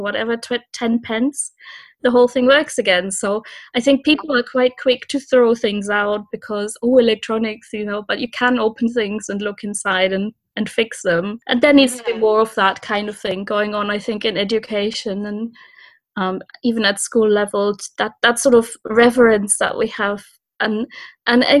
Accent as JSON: {"language": "English", "town": "Cologne", "region": "North Rhine-Westphalia", "country": "Germany", "moved": "yes", "said": "So I'm from Germany originally and from Cologne."}